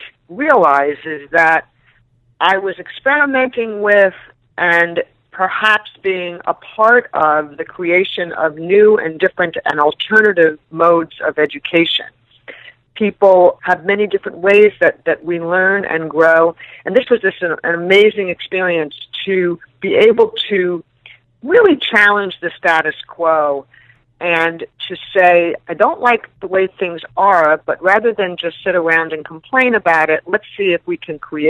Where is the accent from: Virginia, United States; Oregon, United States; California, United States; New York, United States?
New York, United States; New York City; I am from New York City, born and raised